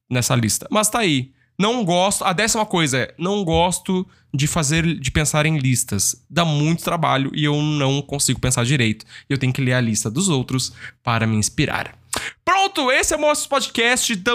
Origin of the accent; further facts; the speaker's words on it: Rio Grande do Sul, Brazil; Tem que ser na churrasqueira. Eu sou gaúcho, sou.